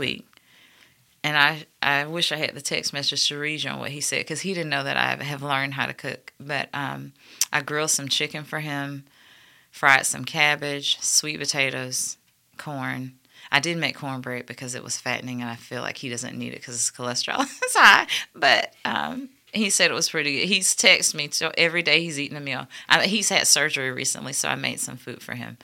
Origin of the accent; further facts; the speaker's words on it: Montgomery, Alabama, United States; I grew up in South Lawn, but we went to Vaughn Road